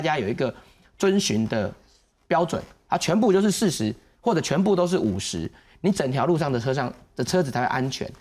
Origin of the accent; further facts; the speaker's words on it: Taiwan; 我们台湾人